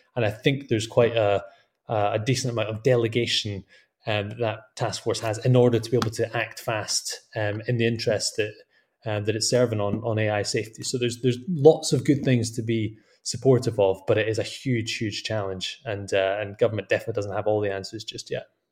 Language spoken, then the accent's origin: English; Scotland, United Kingdom; my home country of Scotland